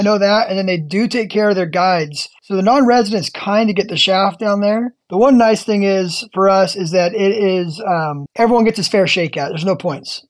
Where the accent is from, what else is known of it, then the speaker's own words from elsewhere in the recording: California, United States; I'm from California